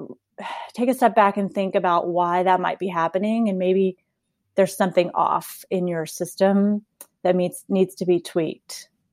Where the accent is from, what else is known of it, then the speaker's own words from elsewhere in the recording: Texas, United States; also born or lived in South Carolina; I grew up here in Texas